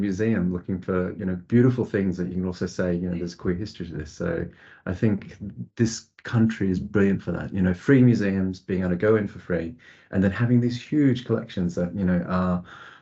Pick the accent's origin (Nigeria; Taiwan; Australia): Australia; now in United Kingdom; I grew up in Australia